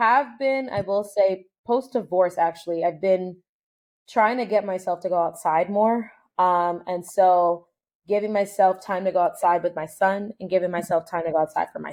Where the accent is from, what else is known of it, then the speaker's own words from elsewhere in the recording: United States; I was born here in the United States